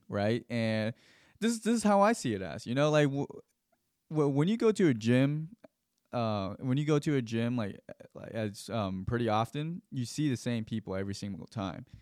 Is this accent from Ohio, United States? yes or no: no; Gwinnett County / Fulton County, Georgia, United States; I was at Creekland Middle School, that's in Gwinnett County.